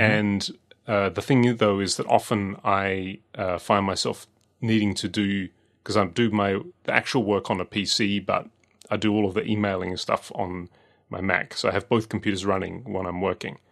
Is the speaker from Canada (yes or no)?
no; Australia; growing up in Australia